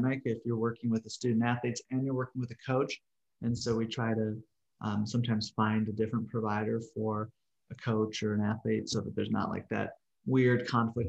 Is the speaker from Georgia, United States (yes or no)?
no; Milwaukee, Wisconsin, United States; also born or lived in Mississippi / Missouri; now in Oklahoma City, United States; I'm originally from Milwaukee, Wisconsin, kind of smack dab in the middle of the country, but maybe a little more northern too